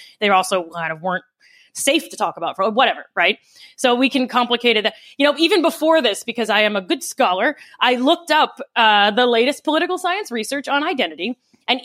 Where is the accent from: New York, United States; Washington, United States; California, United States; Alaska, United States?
New York, United States; I'm non-binary, I'm a Democrat, I'm a New Yorker